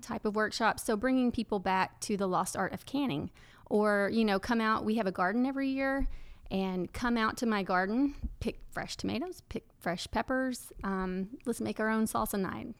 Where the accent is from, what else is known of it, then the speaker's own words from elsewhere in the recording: Paris, Texas, United States; also born or lived in Louisiana; now in Enid, United States; I'm from Paris, Texas